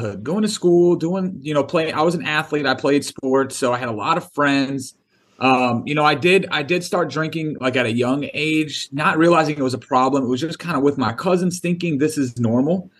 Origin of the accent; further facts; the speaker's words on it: Detroit, Michigan, United States; now in St. Augustine, United States; I grew up in Detroit, Michigan